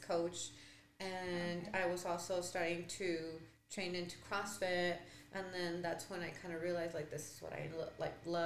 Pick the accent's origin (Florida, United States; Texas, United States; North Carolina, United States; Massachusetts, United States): Texas, United States; El Paso; born and raised in El Paso